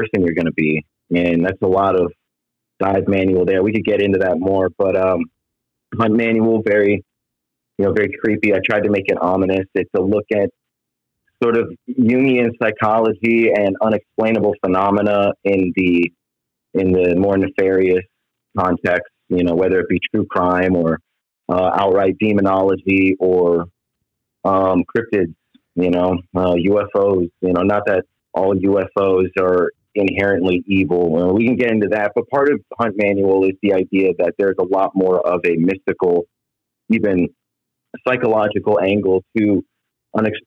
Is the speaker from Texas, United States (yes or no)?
no; outside of Anchorage, Alaska, United States; also born or lived in Georgia / California; now in Florida, United States; I was born in Georgia, raised outside of Anchorage, Alaska, so I'm used to extremes, and I'm here in Florida now.